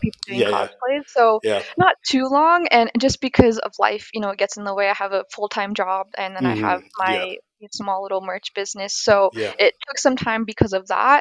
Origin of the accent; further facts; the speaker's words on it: Orange County, California, United States; moved away as an adult; now in Texas, United States; I was in Orange County